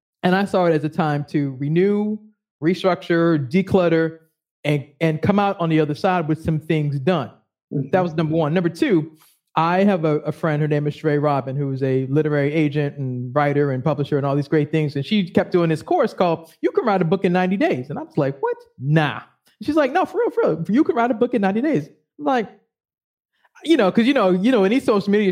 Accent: Boston, Massachusetts, United States; now in Maryland, United States; I'm originally from Boston

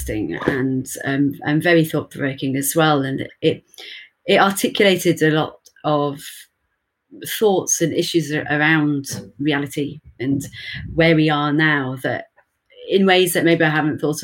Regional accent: Birmingham, West Midlands, United Kingdom; I'm from Birmingham in the UK.

